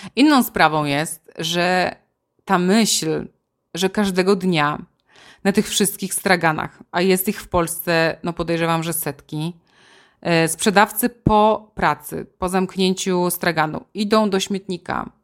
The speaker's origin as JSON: {"language": "Polish", "region": "Silesian Voivodeship", "country": "Poland", "moved": "yes", "lives_now": "Warsaw, Poland", "said": "u nas na Śląsku o godzinie 12 to rosół musi być"}